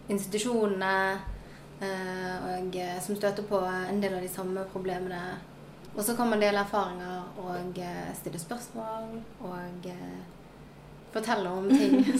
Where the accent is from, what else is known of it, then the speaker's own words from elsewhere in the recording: Sotra, Vestland, Norway; also born or lived in South Korea; Jeg er 24 år gammel og jeg kommer fra Sotra utenfor Bergen. Og så er jeg også adoptert fra Sør-Korea.